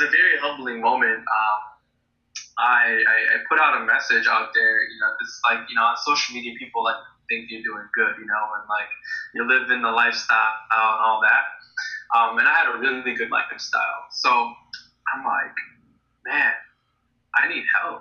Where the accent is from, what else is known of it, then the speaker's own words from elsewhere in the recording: United States; I grew up in the States